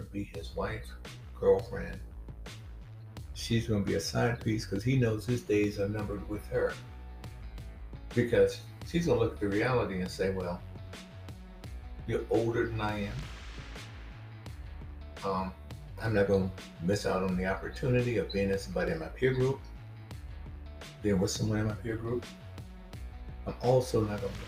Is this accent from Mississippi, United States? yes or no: yes; Mississippi, United States; when I was young, growing up in Mississippi